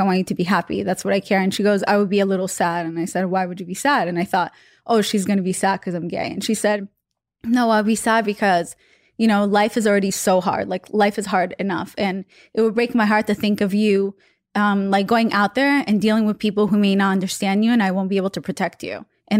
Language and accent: English; Russia; English is a second language; I mean, a good example is I'm from Russia.